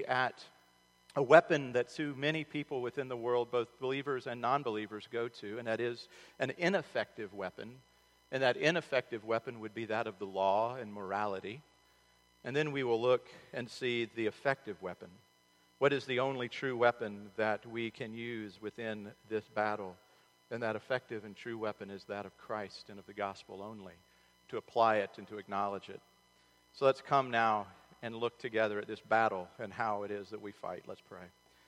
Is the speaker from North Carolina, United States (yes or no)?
yes; Charlotte, North Carolina, United States; the Charlotte Observer, my hometown